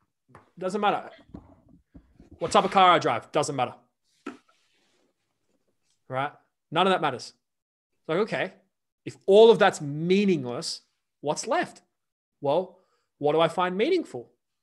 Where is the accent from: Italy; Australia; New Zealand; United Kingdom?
Australia; we grew up in Australia.